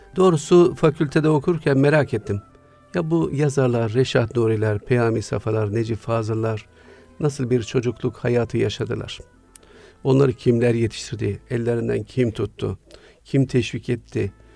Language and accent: Turkish; Siirt, Siirt Province, Turkey; Güneydoğu'nun ücra bir şehrinde Siirt'te doğdum.